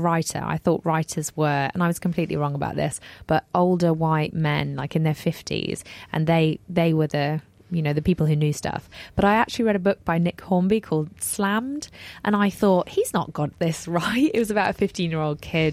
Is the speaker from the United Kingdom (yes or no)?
yes; Grimsby, Yorkshire and the Humber, United Kingdom; I'm from Grimsby, I don't have any cash and or family money